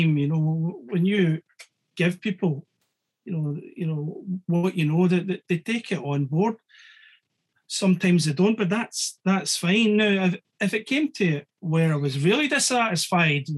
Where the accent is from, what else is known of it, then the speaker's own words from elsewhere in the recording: Scotland, United Kingdom; I'm Scottish